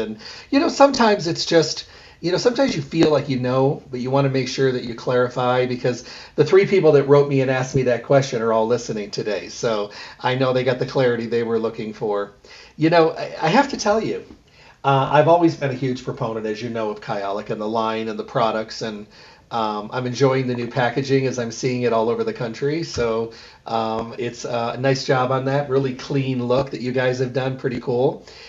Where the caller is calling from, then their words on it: Durango, Colorado, United States; I'm actually in Colorado this week, so I'm calling you from Durango, Colorado.